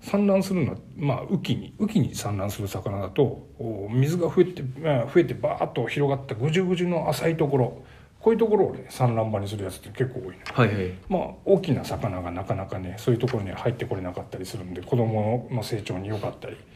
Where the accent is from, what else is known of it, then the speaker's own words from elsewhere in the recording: Gifu, Japan; はい、岐阜出身だよ